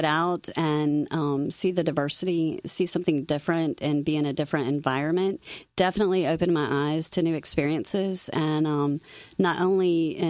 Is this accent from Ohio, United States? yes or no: yes; Nelsonville, Ohio, United States; moved away as an adult; also born or lived in Greeley, Colorado; now in South Carolina, United States; So I'm from Ohio, born and raised.